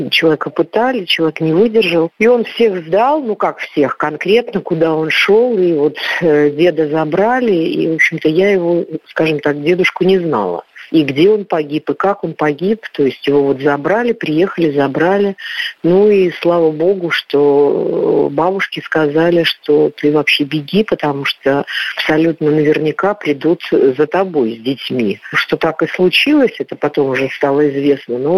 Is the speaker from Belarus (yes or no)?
yes; Belarus; also born or lived in Ural, Russia; Ну, я родилась не в Белоруссии, хотя у меня мама оттуда. Я родилась на Урале. Когда я закончила первый класс, а, то мама, скажем так, вернулась